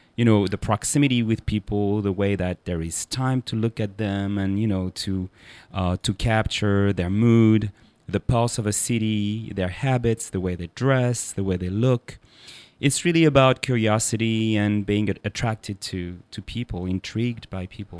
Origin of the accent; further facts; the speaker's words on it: Paris, Île-de-France, France; I'm a Parisian and I was born in Paris and grew up there